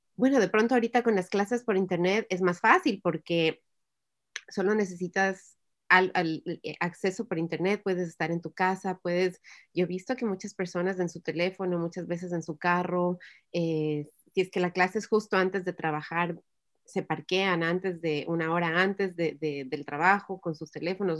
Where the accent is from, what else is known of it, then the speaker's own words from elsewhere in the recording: Ecuador; first language Spanish; now in United States; yo en el, Ecuador estuve estudiando inglés desde que estuve en el, en kinder